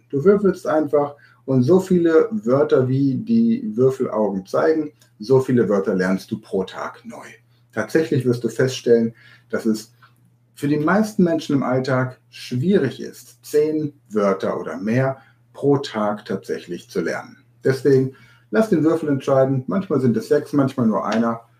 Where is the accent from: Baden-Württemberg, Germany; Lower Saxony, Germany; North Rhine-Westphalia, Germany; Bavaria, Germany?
Lower Saxony, Germany; Hanover; born there; Ich bin in Hannover geboren, noch nicht mal in Hannover wird Hochdeutsch gesprochen.